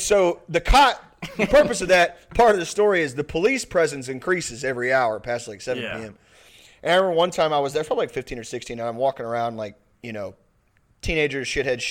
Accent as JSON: {"language": "English", "town": "Pasadena", "region": "Texas", "country": "United States", "tie": "born or raised there", "said": "There's the Pasadena Rodeo in my hometown, and also the Strawberry Festival"}